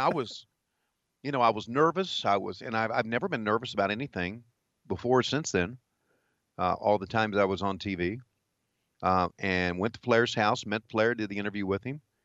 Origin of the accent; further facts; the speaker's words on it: Virginia, United States; moved away as an adult; also born or lived in Charlotte, North Carolina; growing up in Virginia